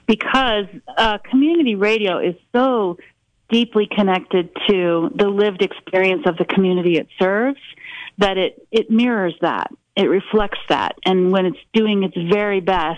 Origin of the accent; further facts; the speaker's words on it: rural western Colorado, United States; when I took over as GM of the radio station in my hometown